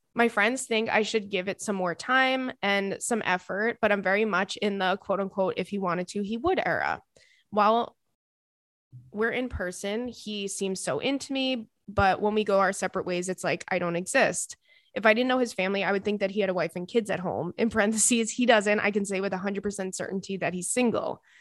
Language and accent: English; Commack, New York, United States; I'm from, uh, Comac